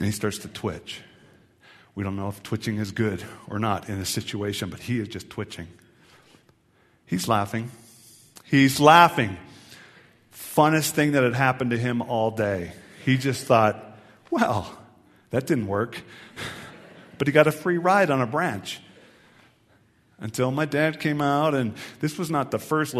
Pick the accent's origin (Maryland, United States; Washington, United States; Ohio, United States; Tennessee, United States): Washington, United States; Tacoma; I grew up in Western Washington, Tacoma, Seattle area